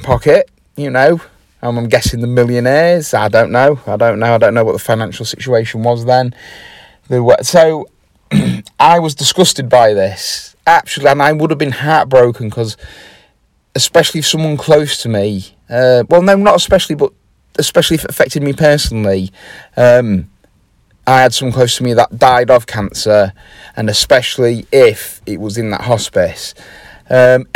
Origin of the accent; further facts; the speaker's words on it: Grimsby, Yorkshire and the Humber, United Kingdom; I am from Grimsby